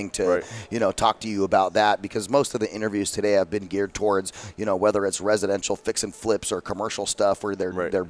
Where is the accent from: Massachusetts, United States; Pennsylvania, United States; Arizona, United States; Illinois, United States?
Arizona, United States; Phoenix; my hometown is not Scottsdale. Phoenix is